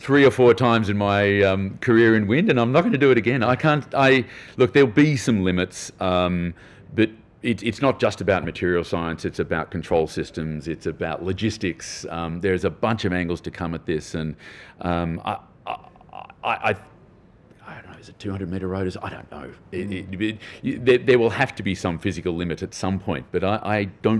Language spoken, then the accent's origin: English; Australia; as an Australian